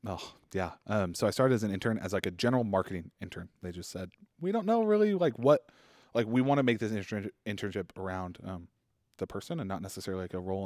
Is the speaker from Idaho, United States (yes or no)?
yes; Boise, Idaho, United States; I was born and raised in Boise